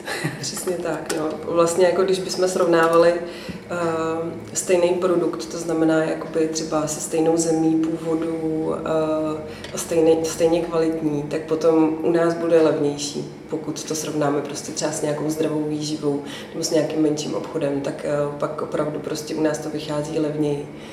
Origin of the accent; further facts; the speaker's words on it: Ústí nad Labem, Ústí nad Labem Region, Czechia; moved away as an adult; also born or lived in Prague; protože jsme obě dvě z Ústí původem